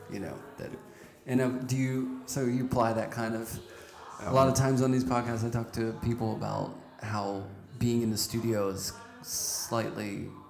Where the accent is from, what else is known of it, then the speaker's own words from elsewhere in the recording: Pittsburgh, Pennsylvania, United States; I'm from Pittsburgh